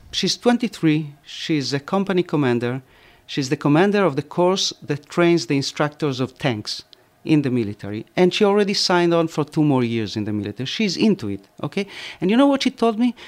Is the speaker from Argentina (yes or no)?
yes; Argentina; now in Israel; when I grew up in Argentina